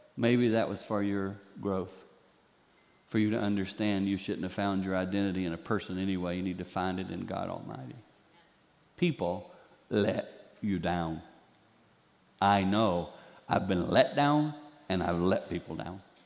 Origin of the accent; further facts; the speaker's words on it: the Carolinas, United States; now in Michigan, United States; I grew up in the Carolinas